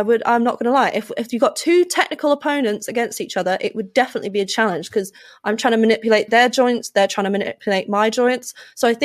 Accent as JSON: {"language": "English", "country": "United Kingdom", "said": "as a British citizen"}